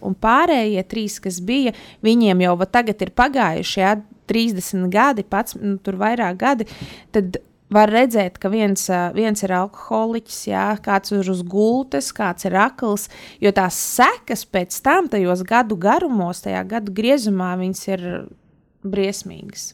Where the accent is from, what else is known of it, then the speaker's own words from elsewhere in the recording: Latvia; mēs taču esam latvieši